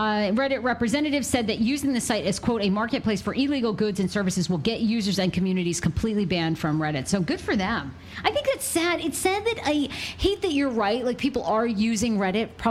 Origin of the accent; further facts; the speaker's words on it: Maine, United States; In my home state of Maine